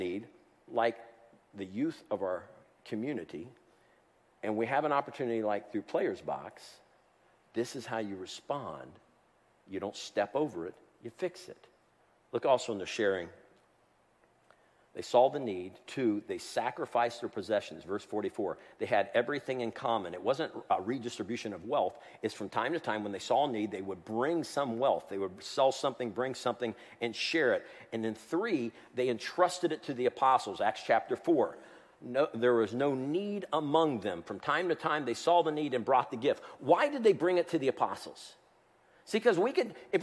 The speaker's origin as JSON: {"language": "English", "town": "Columbus", "region": "Ohio", "country": "United States", "tie": "born or raised there", "said": "When I was growing up in Columbus, Ohio"}